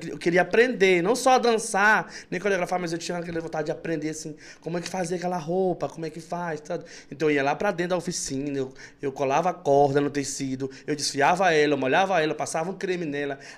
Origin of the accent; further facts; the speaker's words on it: Santo Inês, Maranhão, Brazil; Sou, sou natural de Santo Inês. Nasci no povoado.